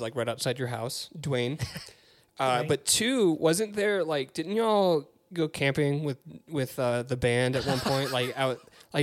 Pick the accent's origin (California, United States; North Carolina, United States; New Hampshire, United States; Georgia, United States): Georgia, United States; Peachtree City; I grew up in Peachtree City